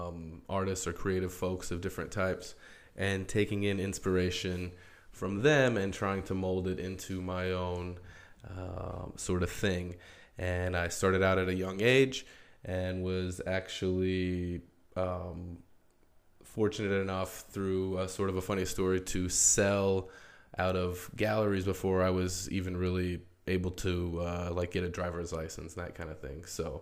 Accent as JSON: {"language": "English", "town": "Albuquerque", "region": "New Mexico", "country": "United States", "said": "I'm originally from Albuquerque, New Mexico, but I have lived as something of a nomadic artist."}